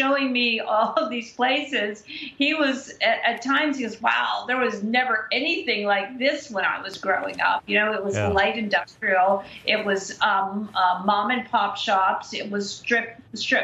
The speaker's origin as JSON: {"language": "English", "region": "Pennsylvania", "country": "United States", "said": "my home state of Pennsylvania"}